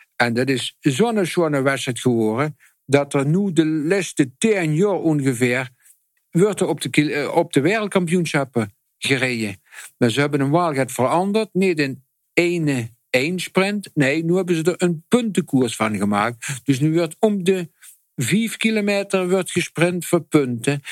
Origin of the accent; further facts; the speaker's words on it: Netherlands; als Hollander